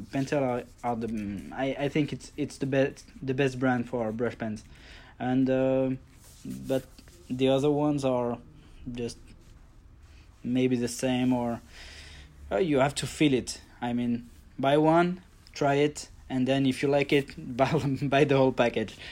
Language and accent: English; France; from France. I'm just near Paris.